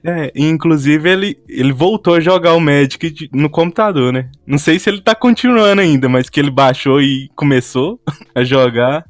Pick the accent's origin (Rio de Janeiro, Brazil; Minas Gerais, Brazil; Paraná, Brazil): Minas Gerais, Brazil; Patos de Minas; E eu sou do interior de Minas Gerais, uma cidade chamada Patos de Minas